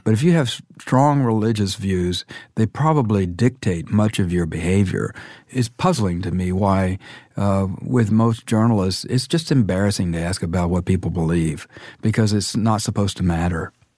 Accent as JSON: {"language": "English", "town": "Dallas", "region": "Texas", "country": "United States", "tie": "born or raised there", "said": "I grew up in Dallas in the Methodist Church"}